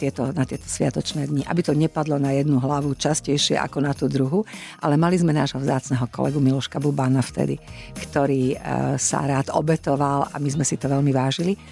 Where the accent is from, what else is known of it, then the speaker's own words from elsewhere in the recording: Košice, Košice Region, Slovakia; ako sme cestovali z Košic